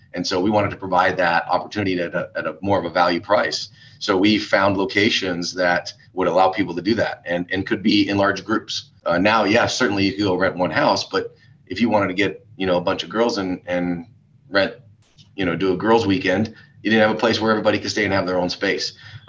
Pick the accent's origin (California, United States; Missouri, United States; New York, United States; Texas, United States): Texas, United States; Texas Hill Country, United States; we're from the Hill Country, all of my partners